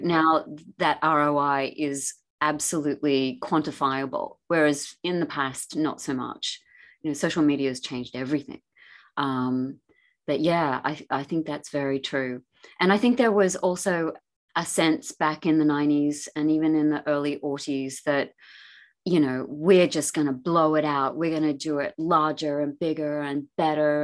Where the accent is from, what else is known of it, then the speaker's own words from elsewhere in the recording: Australia; moved away; I lived in the country back growing up in Australia